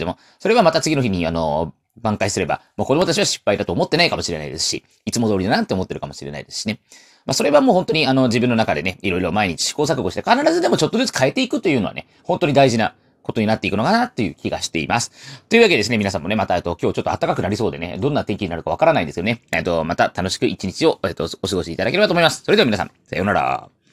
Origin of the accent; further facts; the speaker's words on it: Taiwan; 僕は台湾の人